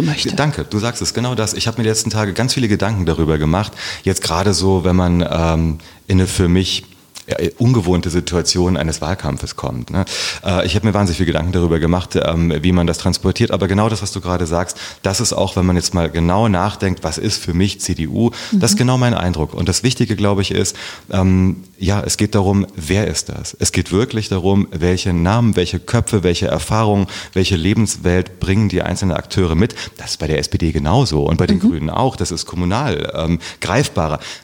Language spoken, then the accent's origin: German; Herborn, Hesse, Germany; moved away as an adult; also born or lived in Kassel / Passau / Berlin; now in Wiesbaden, Germany; in Herborn bin ich aufgewachsen